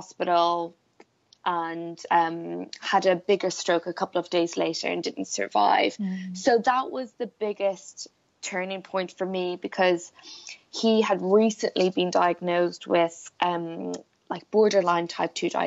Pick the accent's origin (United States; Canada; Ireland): Ireland; Blackrock, Leinster; I grew up in Ireland on the East Coast in a place called Black Rock, which is like a little fishing village